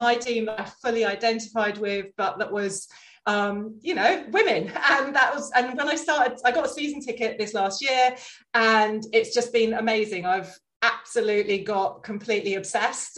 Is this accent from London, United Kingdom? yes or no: yes; London, United Kingdom; I grew up in North London